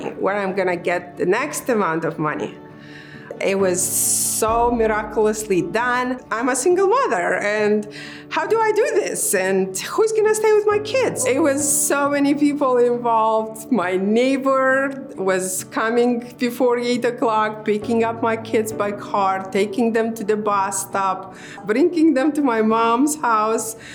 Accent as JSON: {"language": "English", "country": "Moldova", "tie": "born or raised there", "lives_now": "United States", "said": "I was born in Moldova. Uh, at the time I was born, it was Soviet Union."}